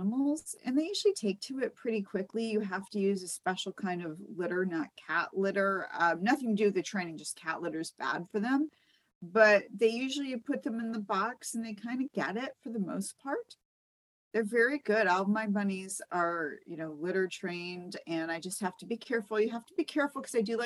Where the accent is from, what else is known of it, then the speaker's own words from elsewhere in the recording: East Coast, United States; also born or lived in Florida; now in Los Angeles, United States; I grew up on the East Coast